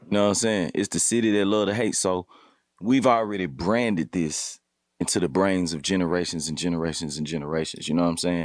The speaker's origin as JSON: {"language": "English", "town": "Memphis", "region": "Tennessee", "country": "United States", "tie": "born or raised there", "also_born_or_lived": "Cordova, Tennessee", "said": "I grew up, I'm from the Haven, Black Haven, you know what I'm saying? So, coming up on the South Side of Memphis"}